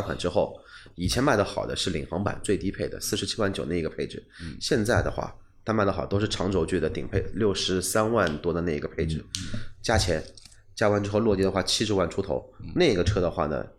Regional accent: China; 我们中国人

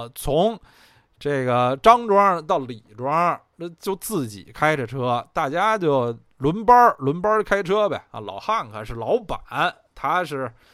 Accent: Beijing, China; 我虽然是土生土长北京人，在北京也住了，住了得有三十八九年，但是从来没有在二环路的里边住过啊

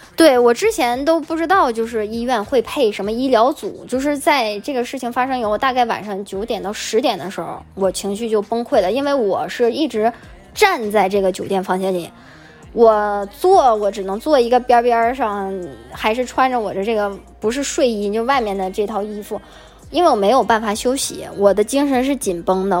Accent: China; moved away; 我我就觉得作为中国人的一个角度来想

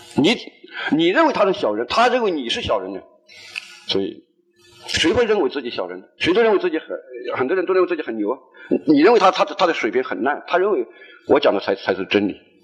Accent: Hunan, China; now in Guangzhou, China; 我们湖南人在一块基本上就是打牌、赌博

